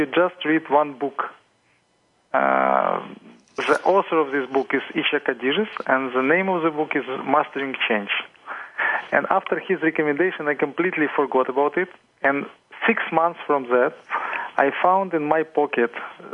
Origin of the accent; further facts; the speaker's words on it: Ukraine; I'm coming from Ukraine